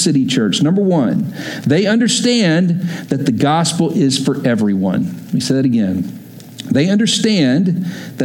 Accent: Texas, United States; moved away as an adult; also born or lived in Oklahoma; I grew up in Texas, went to school in Oklahoma.

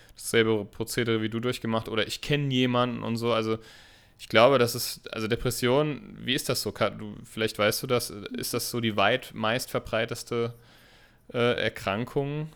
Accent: Germany; Ist das hier nur bei uns in Deutschland so?

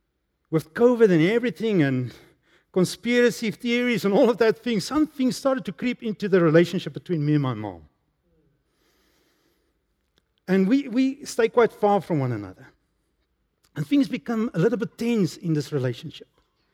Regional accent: Emalahleni, Mpumalanga, South Africa; As a young man, I grew up in Emalahleni, that time Witbank.

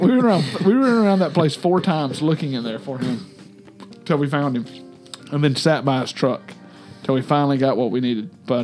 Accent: Macon, Georgia, United States; Oh, yeah, I know Macon. I grew up in Macon.

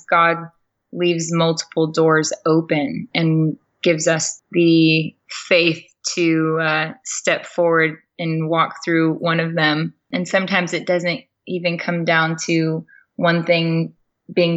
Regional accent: Chino, California, United States; I was born and raised in Southern California in a city called Chino

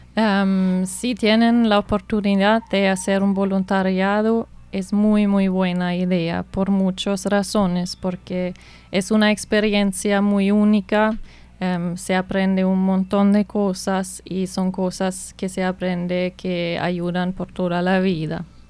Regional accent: Germany; Spanish is a second language; moved away as an adult; also born or lived in United States; now in Colombia; soy de Alemania

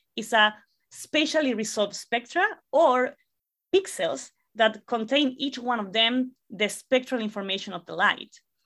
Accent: La Serena, Coquimbo, Chile; English is a second language; moved away; I am originally from Chile. I'm actually from a relatively small city called La Serena

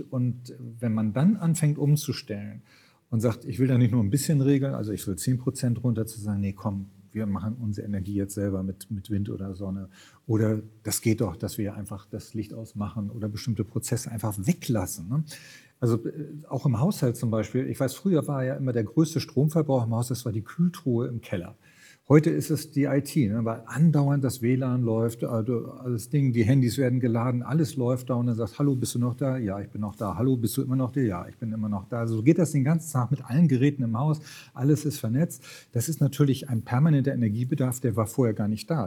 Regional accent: Lübeck, Schleswig-Holstein, Germany; moved away; also born or lived in Brandenburg; in Lübeck, in meiner Heimatstadt

